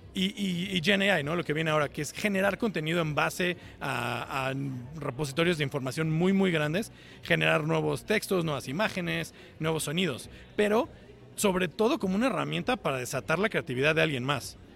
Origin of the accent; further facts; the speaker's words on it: Cuernavaca, Morelos, Mexico; moved away as an adult; now in Seattle, United States; yo soy originario de Cuernavaca